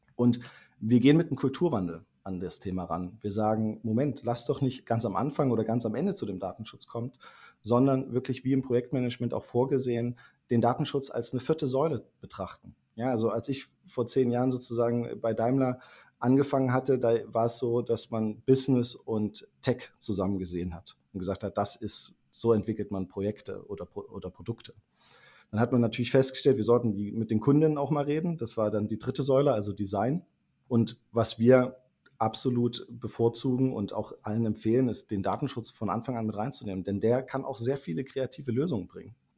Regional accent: Thuringia, Germany; now in Berlin, Germany; gebürtiger Thüringer, als studierter Wirtschaftsinformatiker und lebender Berliner

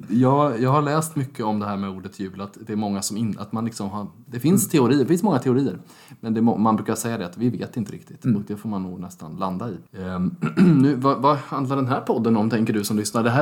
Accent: Småland, Jönköping County, Sweden; accent: Småländska (Jönköpingsmål); jag ja. pratar småländska

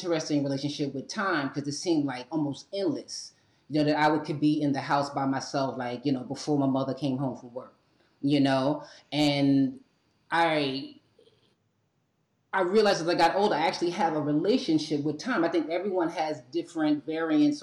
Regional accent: New York City, New York, United States; moved away; also born or lived in Atlanta; I was born and raised in New York City, right? And my heart is in New York City, but I'm physically in Atlanta

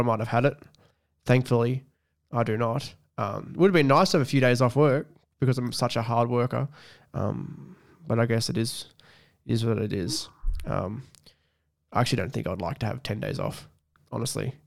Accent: Scone, New South Wales, Australia; moved away as an adult; I live away from my hometown, which is scone

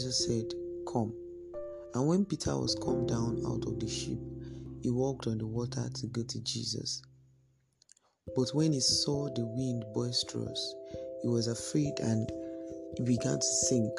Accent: Nigeria; our nation, Nigeria

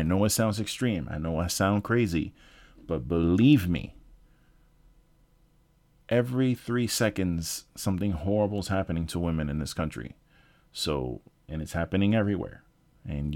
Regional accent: New York, United States; moved away; I'm from New York originally

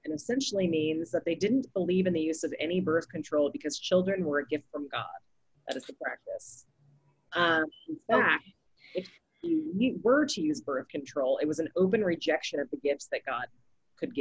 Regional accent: Southern California, United States; I grew up in Southern California

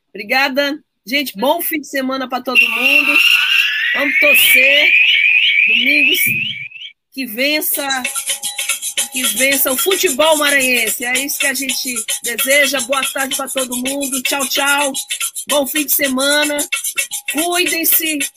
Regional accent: Bolivia; Natanael, sou boliviana, mas eu vou te desejar boa sorte no domingo

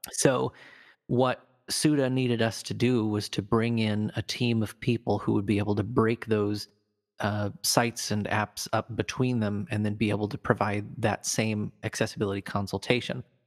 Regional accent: Fremont, Nebraska, United States; I grew up in Nebraska in, back in the eighties and nineties, so I was born in a town called Fremont

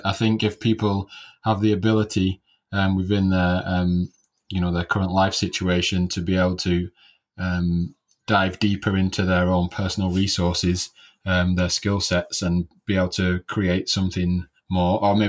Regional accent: Oldham, North West England, United Kingdom; I'm from Oldham, which is in the UK.

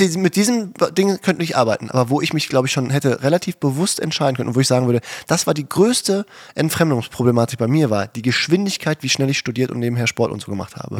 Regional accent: Herten, North Rhine-Westphalia, Germany; städtisches Gymnasium in Härten, meine Heimatstadt, da wo wir gewohnt haben

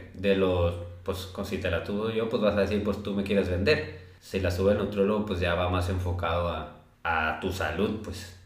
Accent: Los Mochis, Sinaloa, Mexico; now in Guadalajara, Mexico; soy de aquí de Los Mochis, actualmente estoy en Guadalajara

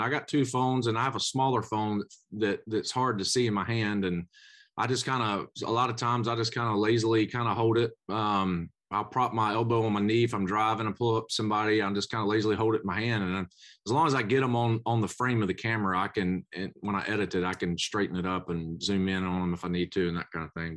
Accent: Macon, Georgia, United States; I was in Macon, my hometown

